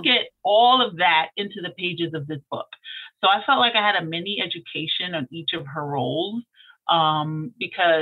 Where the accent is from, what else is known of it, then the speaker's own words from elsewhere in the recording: New York City, New York, United States; I'm a Brooklynite